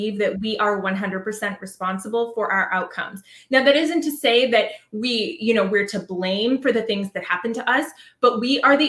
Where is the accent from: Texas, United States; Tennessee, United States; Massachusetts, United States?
Massachusetts, United States; Boston; now in Savannah, United States; I'm originally from Boston, Massachusetts, but I live now outside of Savannah, Georgia